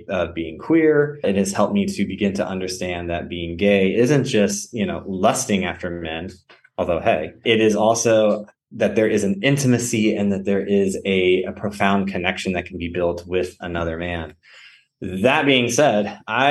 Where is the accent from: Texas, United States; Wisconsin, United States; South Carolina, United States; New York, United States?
Texas, United States; South Central; moved away as an adult; also born or lived in Memphis / North Carolina; growing up in South Central Texas where I didn't know a lot of gay men or really any.